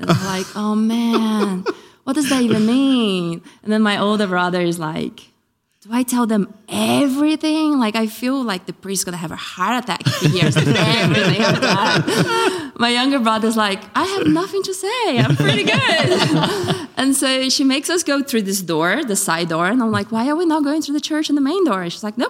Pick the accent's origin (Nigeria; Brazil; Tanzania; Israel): Brazil; now in United Kingdom; So I grew up in Brazil and I believed in God, but I wasn't practicing. My mom was lapsed. When we moved to England, a couple of years in, my mom decided that she wanted to start going to church again.